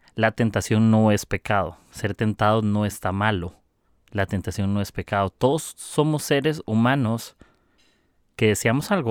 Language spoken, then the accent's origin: Spanish; Costa Rica; soy de Costa Rica